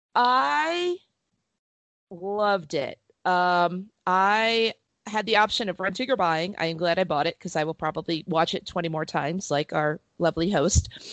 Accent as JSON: {"language": "English", "region": "New Jersey", "country": "United States", "tie": "born or raised there", "said": "growing up in New Jersey"}